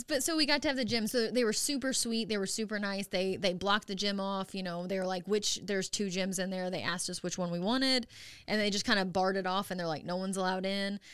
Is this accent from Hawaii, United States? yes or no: no; Dexter, Missouri, United States; moved away as an adult; now in Springfield, United States; I'm from Dexter, Missouri